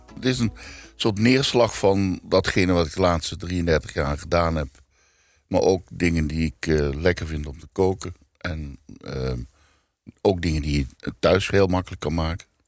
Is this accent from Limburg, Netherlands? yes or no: yes; Limburg, Netherlands; moved away; ik kom uit Limburg